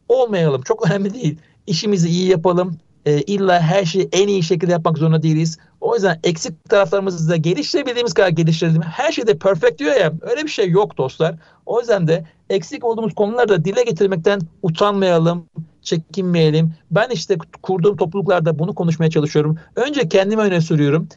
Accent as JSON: {"language": "Turkish", "region": "Ankara", "country": "Turkey", "tie": "born or raised there", "moved": "as an adult", "lives_now": "Istanbul, Turkey", "said": "Ben Ankaralıyım. Yani ilk orta lise Ankara'da geçti."}